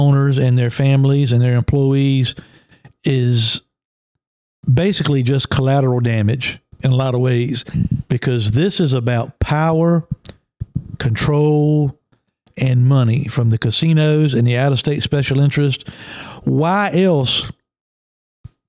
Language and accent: English; Emporia, Virginia, United States; Emporia, my hometown